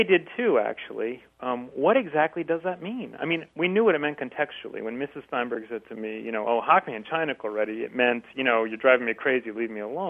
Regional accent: New Jersey, United States; now in San Diego, United States; So I was raised in New Jersey, and although I live out here now

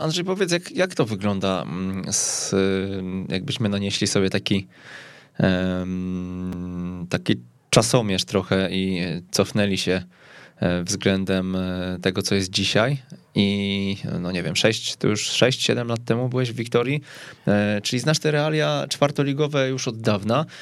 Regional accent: Kępno, Greater Poland, Poland; pochodzę z Kępna

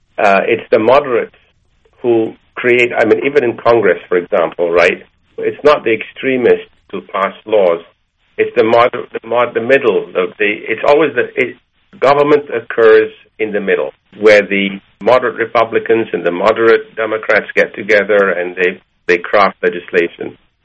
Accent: Malaysia; also born or lived in Egypt; now in United States; I didn't have Jewish friends until I came to America, because I grew up in Malaysia and Egypt

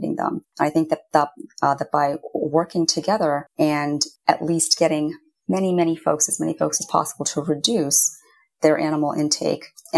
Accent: Indiana, United States; I was growing up in Indiana

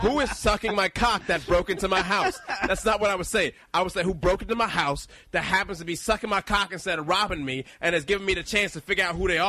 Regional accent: Texas, United States; I'm from Texas

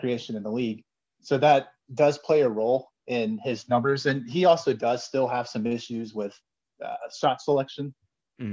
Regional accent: Alabama, United States; now in Indianapolis, United States; I'm from Alabama.

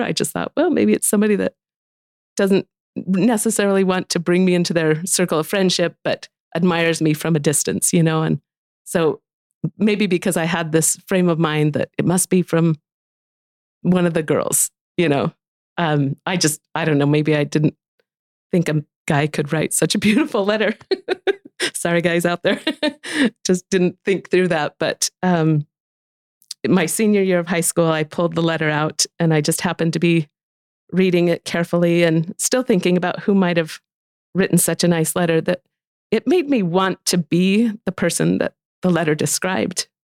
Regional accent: Wayne County, Utah, United States; all of my friends, we, we grew up in Wayne County together

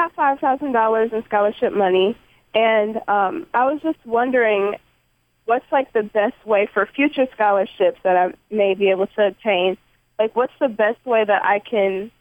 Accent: Milwaukee, Wisconsin, United States; I'm from Milwaukee, Wisconsin, and I do a lot of other youth advocacy in our city

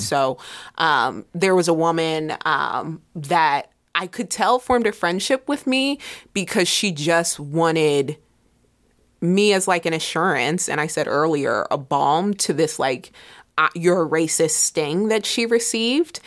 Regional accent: Middletown, United States; I'm from Middletown

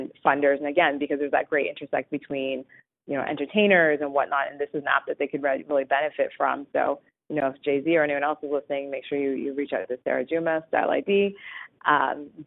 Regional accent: Canada; I was born here in Canada, but my parents were not

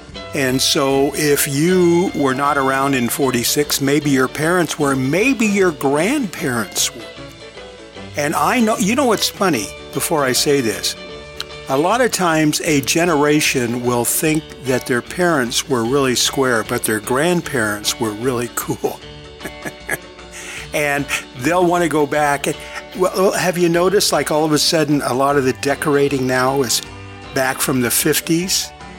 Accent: California, United States; because we had mid-American modern furniture when I was growing up in California, and it was just modern furniture.

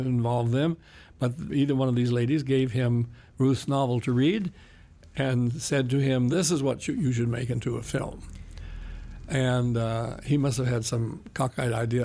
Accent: Klamath Falls, Oregon, United States; also born or lived in Berkeley, California; was born in Berkeley, California, and I was raised in Oregon, in Klamath Falls, Oregon.

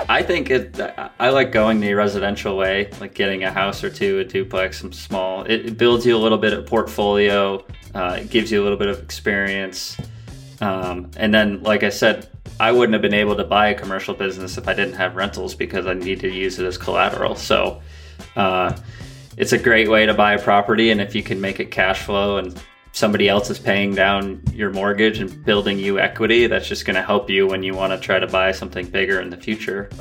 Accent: Vermont, United States; born or raised there

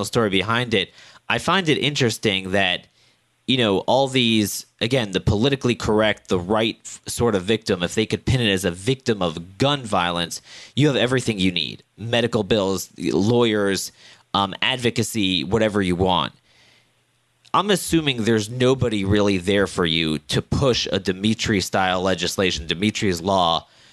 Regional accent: Annapolis, Maryland, United States; my hometown in central Maryland, Annapolis

